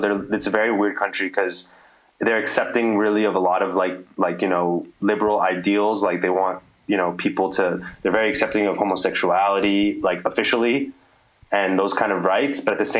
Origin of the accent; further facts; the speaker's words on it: California, United States; You know, California, that's where I was raised. That's where I was born and bred. And that's it. I hold it down for California always.